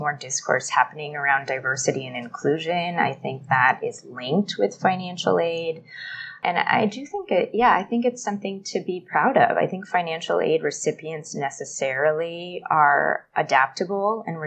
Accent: Los Angeles, California, United States; moved away as an adult; now in Bangkok, Thailand; They still live in Sherman Oaks, very close to the upper school. And that's where I grew up alongside two sisters

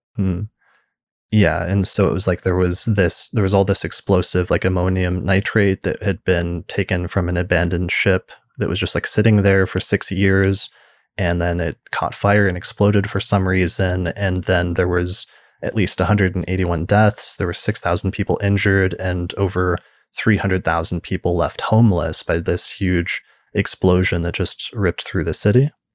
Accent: United States; being an American

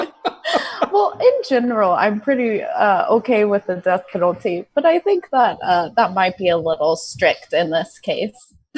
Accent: United States; moved away as an adult; now in Vietnam; I'm from America

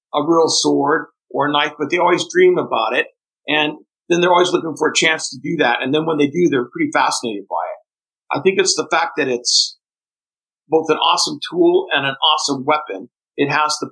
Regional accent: interior of northeastern Brazil, Northeast Brazil, Brazil; English is a second language; also born or lived in Fortaleza, Brazil; now in United States; I was born in Fortaleza, Brazil, and then we moved into the vast interior of northeastern Brazil, and we lived about 48 hours by jeep from the nearest big town and very remote areas.

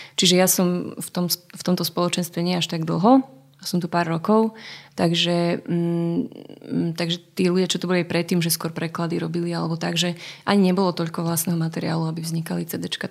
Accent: Zlaté Moravce, Nitra Region, Slovakia; moved away as an adult; also born or lived in Sliač / Bratislava; u nás v Zlatých Moravciach

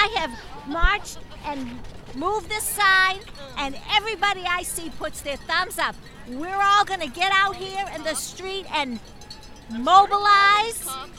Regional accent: San Diego, California, United States; I'm from San Diego.

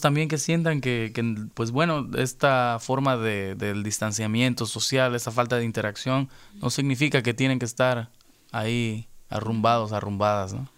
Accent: Veracruz, Mexico; now in Los Angeles, United States

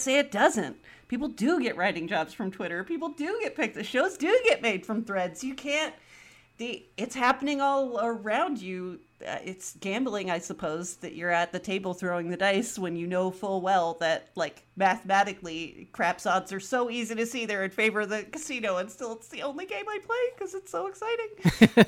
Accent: the Bay Area, California, United States; I'm from the Bay

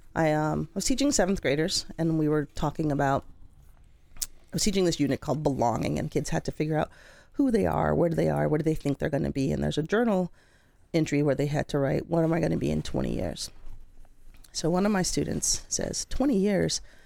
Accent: Colorado, United States; moved away as an adult; I grew up in Colorado

